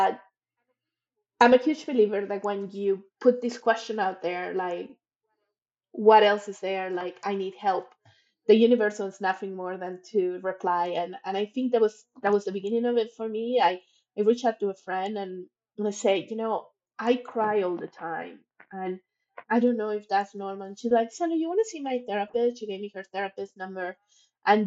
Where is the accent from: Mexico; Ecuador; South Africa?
Mexico; Monterrey, Nuevo León; moved away as an adult; also born or lived in Mexico City / United States / Toronto, Canada; I was born in Mexico City, grew up in Monterrey